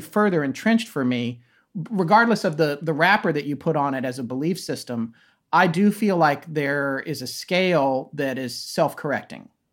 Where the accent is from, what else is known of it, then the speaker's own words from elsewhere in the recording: Raleigh, North Carolina, United States; also born or lived in Death Valley, California / Denver, Colorado; I moved to Raleigh, North Carolina, which is where I consider myself as being from. I grew up more in North Carolina, although Denver has a special place in my heart.